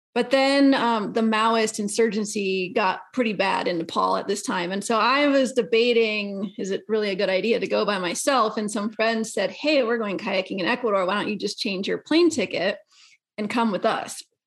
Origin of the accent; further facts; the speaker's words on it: Colorado, United States; I'm from Colorado